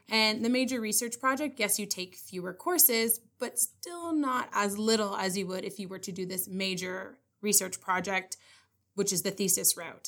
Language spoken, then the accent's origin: English; North Bay, Ontario, Canada; I am from North Bay